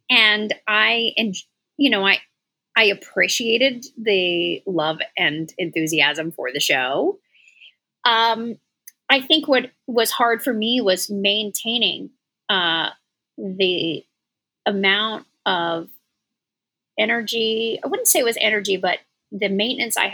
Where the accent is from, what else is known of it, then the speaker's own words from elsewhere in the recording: the South, United States; I was raised in the South where you're friendly and you're kind to people